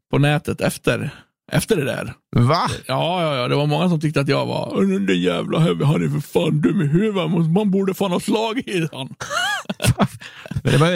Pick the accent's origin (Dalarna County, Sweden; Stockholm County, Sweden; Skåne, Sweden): Dalarna County, Sweden; Björbo; Jag är bott på alltså jag är född på Virs, i Björbo.